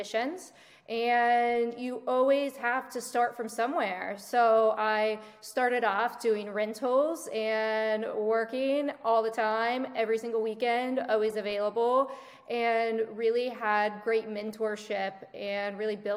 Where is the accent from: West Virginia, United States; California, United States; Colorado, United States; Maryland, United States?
West Virginia, United States; moved away as an adult; now in South Florida, United States; I'm originally from West Virginia. I grew up in a small town.